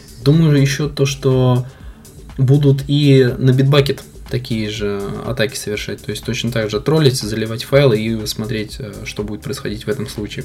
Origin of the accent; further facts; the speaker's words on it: Kazan, Tatarstan, Russia; родился и живу я в Казани